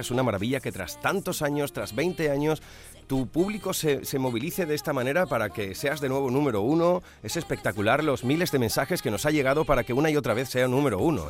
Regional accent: Huelva, Andalusia, Spain; un onubense

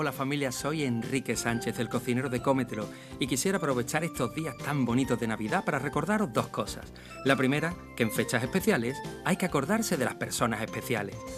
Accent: Málaga, Andalusia, Spain; Yo soy de Málaga

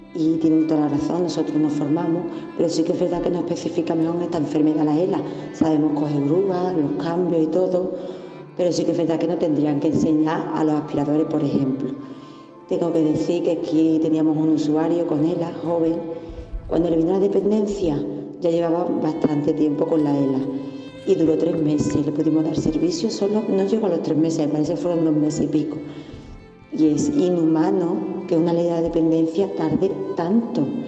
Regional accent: Seville, Andalusia, Spain; soy de Sevilla

